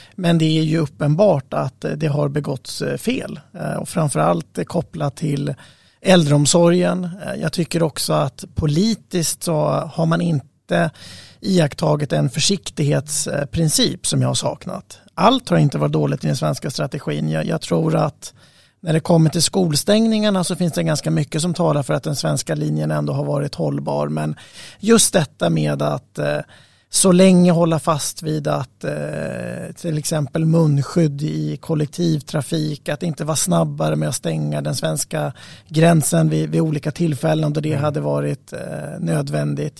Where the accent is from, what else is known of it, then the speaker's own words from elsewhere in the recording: Norrland, Sweden; moved away; Jag kommer själv från Norrland ursprungligen